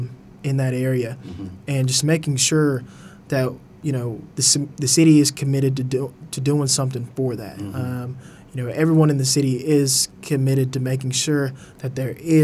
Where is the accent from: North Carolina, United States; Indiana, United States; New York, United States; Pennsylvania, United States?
North Carolina, United States; the Triad; born and raised in the Triad, you know, so working for the city, it means a lot that I can, you know, really give back. You know, High Point, Greensboro, Winston-Salem, they really raised me.